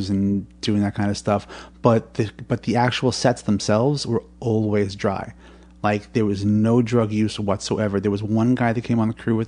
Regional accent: New York City, New York, United States; accent: New York; I was born on 77th Street in Manhattan. Uh-huh. And in the late 60s, and I've been here ever since.

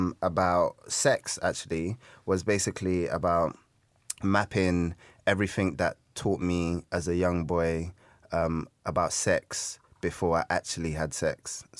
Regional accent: Peckham, London, United Kingdom; I'm from Peckham.

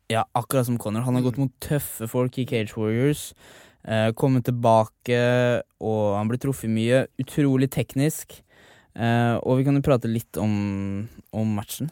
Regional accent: Sarpsborg, Østfold, Norway; moved away as an adult; now in Oslo, Norway; alle barndomsvennene mine, familien min, sånn mm. hjemme i Sarpsborg

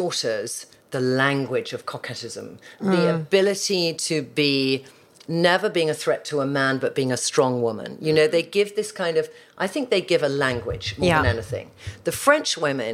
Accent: United Kingdom; as British girls

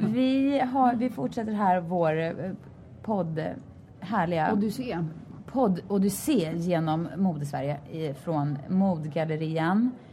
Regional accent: Sweden; moved away; som svensk

